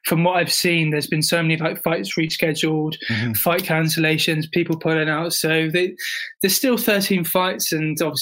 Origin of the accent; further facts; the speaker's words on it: South West England, United Kingdom; I'm southwest, like in my hometown, I'm southwest. And even at uni, I'm in the south.